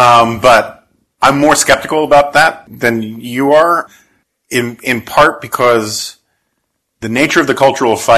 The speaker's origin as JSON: {"language": "English", "town": "New York City", "region": "New York", "country": "United States", "tie": "born or raised there", "said": "I grew up in New York City in the 1970s."}